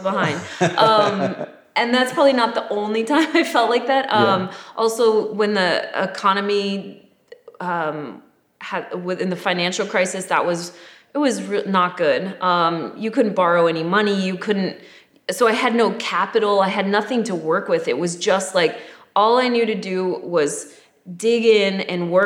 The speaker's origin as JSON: {"language": "English", "region": "Michigan", "country": "United States", "moved": "yes", "said": "I moved here from Michigan"}